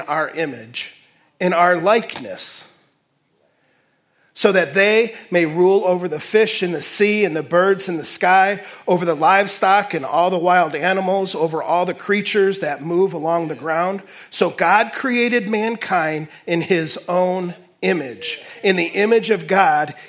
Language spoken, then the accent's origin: English; Detroit, Michigan, United States; also born or lived in Fort Wayne; now in Waterloo, United States; growing up in Detroit